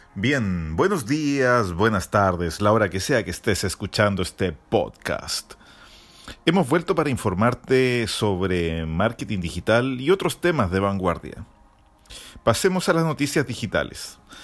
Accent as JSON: {"language": "Spanish", "country": "Chile"}